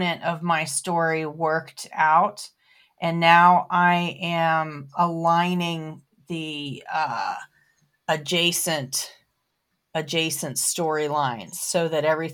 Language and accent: English; Florida, United States; also born or lived in Baltimore, Maryland; now in North Carolina, United States; I grew up in Florida